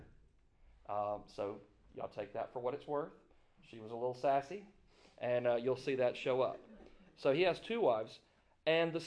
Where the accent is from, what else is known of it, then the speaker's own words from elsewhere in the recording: Greenville, Mississippi, United States; I was born in Greenville, Mississippi